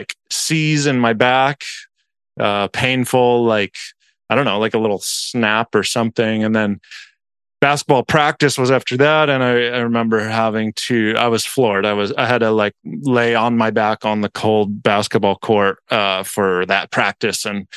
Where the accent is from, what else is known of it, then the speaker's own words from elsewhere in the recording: Lake Forest, California, United States; we grew up in South Orange County, Lake Forest specifically